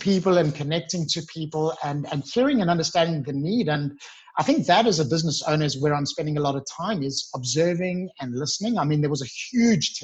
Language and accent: English; Johannesburg, Gauteng, South Africa; moved away as an adult; now in Sydney, Australia; I'm from Johannesburg. So we're very famous for our work ethic.